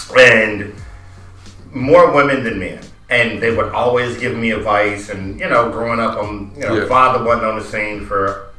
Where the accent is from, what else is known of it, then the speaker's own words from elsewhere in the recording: Chicago, Illinois, United States; I'm from North Lawndale.